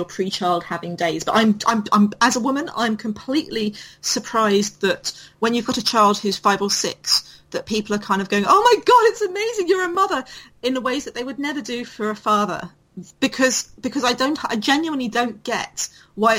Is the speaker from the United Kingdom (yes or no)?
yes; United Kingdom